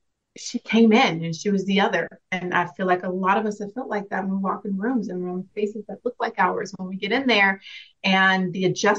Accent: Dallas, Texas, United States; now in Madrid, Spain; I come from Dallas, Texas, born and raised, but I'm a military brat, so I've been a little bit of everywhere. Currently in Madrid, Spain

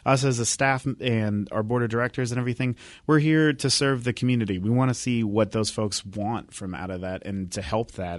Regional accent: Bremerton, Washington, United States; I grew up in Bremerton, and you know how Bremerton is

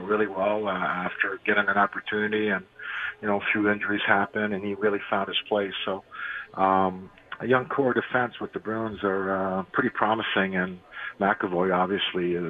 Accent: Montreal, Quebec, Canada; we grew up in Montreal

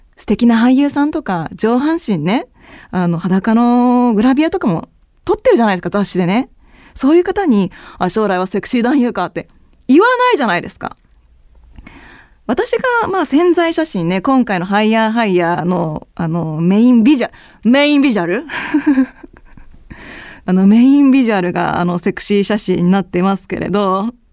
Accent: Sapporo, Hokkaido, Japan; moved away as an adult; also born or lived in Yokohama; 出身は札幌なんですよ。

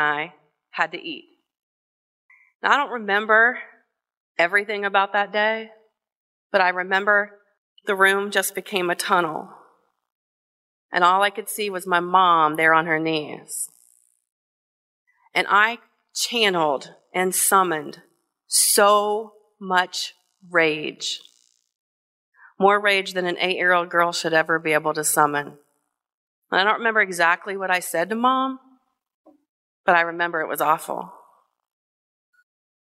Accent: Kenton, Ohio, United States; the tiny little apartment that I grew up in Kenton, in Hardin County in Northwest Ohio

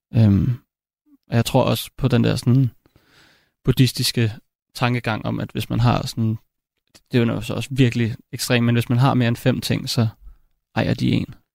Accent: Copenhagen, Capital Region of Denmark, Denmark; jeg voksede op i København

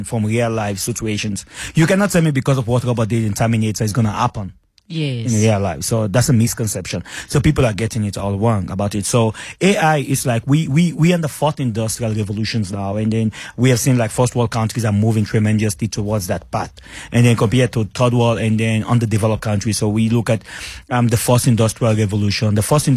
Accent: Sierra Leone; moved away as an adult; now in South Africa; I'm from Sierra Leone

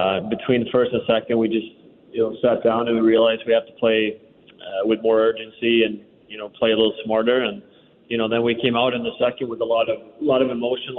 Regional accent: Sweden; now in Washington, United States; growing up in Sweden, no one plays baseball

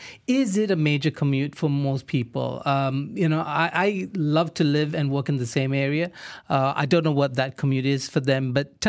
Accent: Klang, Selangor, Malaysia; moved away; We grew up in Klang.

